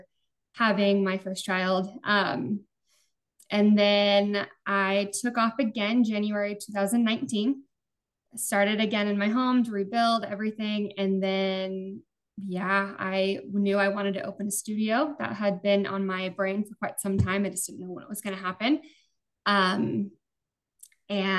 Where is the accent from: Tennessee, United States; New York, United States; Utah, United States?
Utah, United States; moved away as an adult; now in Arizona, United States; I grew up mostly in Utah.